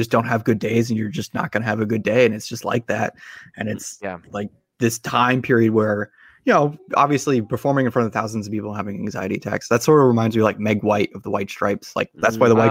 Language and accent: English; Placerville, California, United States; also born or lived in Sacramento, California; I grew up in a town called Placerville, which is about an hour from Sacramento